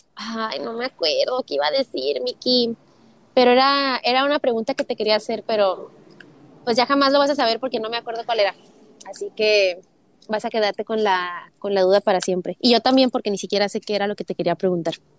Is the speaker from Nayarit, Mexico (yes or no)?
no; Tijuana, Baja California, Mexico; now in United States; ambos somos de Tijuana